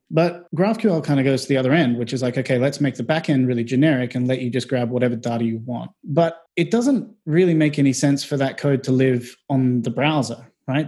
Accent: Australia; moved away as an adult; also born or lived in Melbourne; now in London, United Kingdom; I'm from Australia.

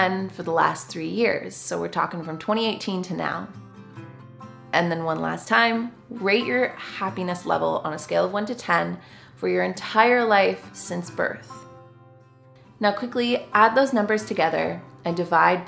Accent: Canada; I am just a Canadian gal

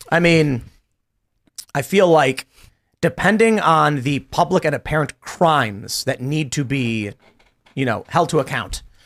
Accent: Chicago, Illinois, United States; moved away; Growing up in Chicago, we didn't have any of this

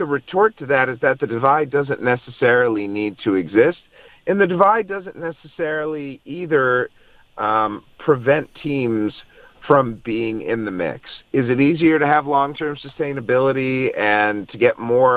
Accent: Cleveland, Ohio, United States; now in Kansas City, United States; I grew up in Cleveland

